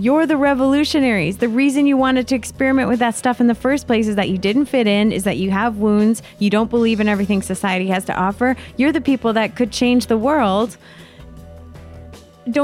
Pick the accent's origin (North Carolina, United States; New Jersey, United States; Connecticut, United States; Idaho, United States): Connecticut, United States; moved away; coming from Connecticut